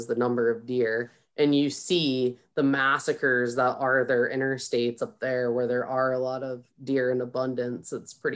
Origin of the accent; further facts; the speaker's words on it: Ohio, United States; moved away as an adult; also born or lived in Northwest Alberta, Canada; now in Alberta, Canada; I'm originally from Ohio